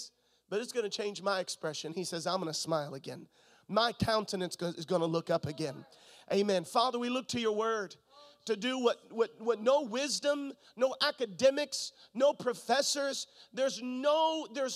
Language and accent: English; Florida, United States; moved away; also born or lived in Missouri; I'm from Florida. And if you grow up in Florida, you grow up swimming